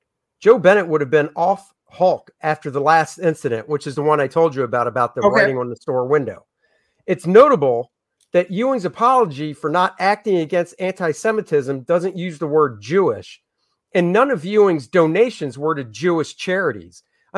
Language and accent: English; United Kingdom; I know I'm Britain. I'm from Britain.